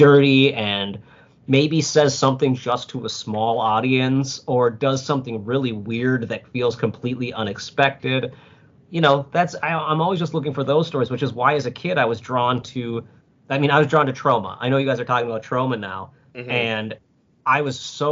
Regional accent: Minnesota, United States; I'm Minnesotan, so I've got the nice in me

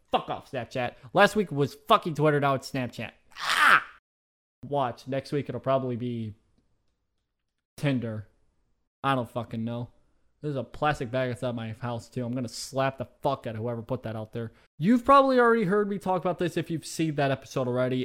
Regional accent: United States; I've lived in America for all my fucking life

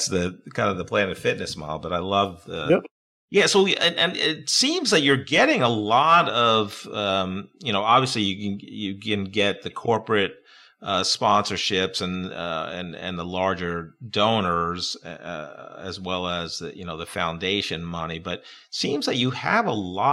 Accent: Peekskill, New York, United States; I grew up in Peekskill, New York

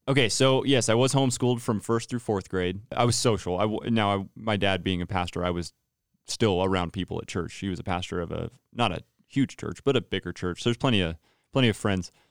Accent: Turlock, California, United States; moved away as an adult; now in Santa Rosa, United States; Turlock, California, I was born and raised there.

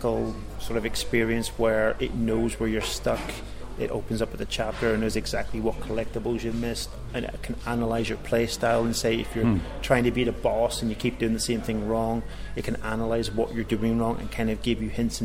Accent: Northern Ireland, United Kingdom; now in Cambridge, United Kingdom; as you can probably tell from my accent, I'm originally from Northern Ireland.

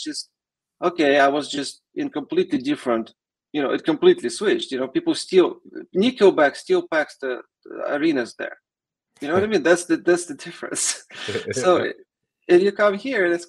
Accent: Russia; English is a second language; moved away as an adult; now in United States; I came from Russia

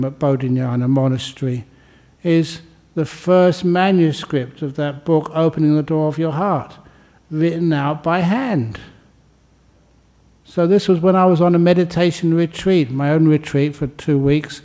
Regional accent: London, United Kingdom; growing up just in the aftermath of the Second World War in London

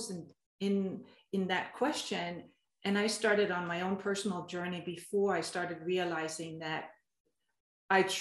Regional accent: Denmark; moved away as an adult; now in United States; I have an accent, and that's because I've been born and raised in Denmark

